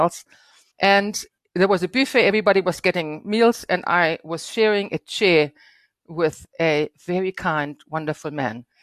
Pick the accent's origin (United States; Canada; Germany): Germany; Northern Germany; moved away as an adult; now in South Africa; finishing my legal education in Germany, where I was born and raised. And my first thirty years took place in Germany, in the very northern part